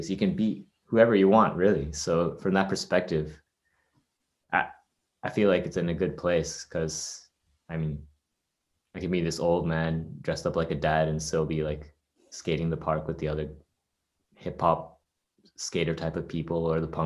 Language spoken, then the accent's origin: English; Canada; I'm Canadian.